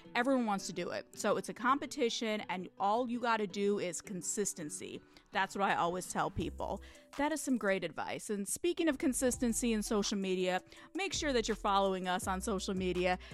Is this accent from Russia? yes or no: no; Michigan, United States; my home state of Michigan